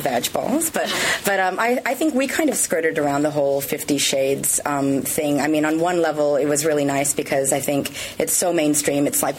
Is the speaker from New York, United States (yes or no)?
no; California, United States; accent: American; moved away as an adult; also born or lived in Australia; now in Sydney, Australia; So if I am from the States. I'm from California originally, but but I'm Aussie as well now.